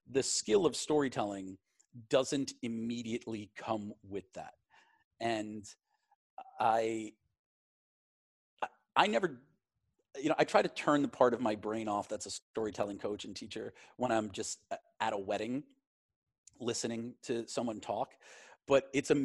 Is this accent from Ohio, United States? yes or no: no; Glen Cove, New York, United States; also born or lived in Queens, New York / Manhattan, New York; I grew up in a town called Glen Cove